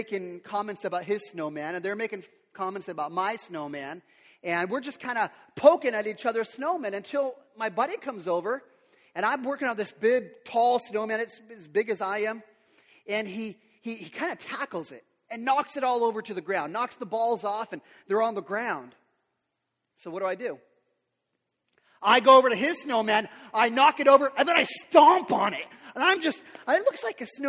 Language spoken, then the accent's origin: English; Yakima, Washington, United States; I grew up here in Yakima